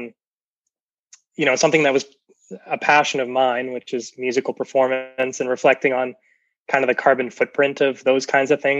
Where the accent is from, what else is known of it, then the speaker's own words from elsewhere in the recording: New Brunswick, Canada; moved away as an adult; now in Saskatoon, Canada; I'm originally from New Brunswick, where I am right now. Actually, we're just visiting my parents here for the holidays